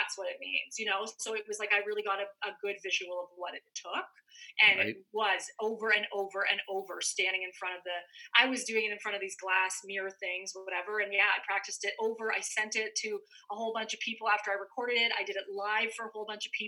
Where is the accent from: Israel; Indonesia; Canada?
Canada; moved away as an adult; now in California, United States; I'm a Canadian girl, grew up in the snow